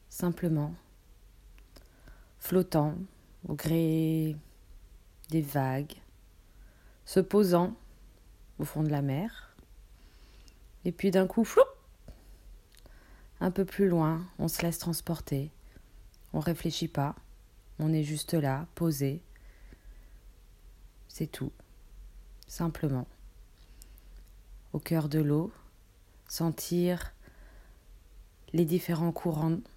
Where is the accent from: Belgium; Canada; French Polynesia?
French Polynesia; moved away; de mon, de mon pays natal, le Pacifique, Tahiti, la Polynésie